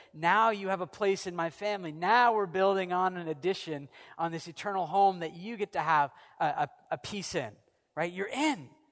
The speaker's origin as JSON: {"language": "English", "country": "United States", "moved": "yes", "lives_now": "Canada", "said": "I'm an American and Canadian"}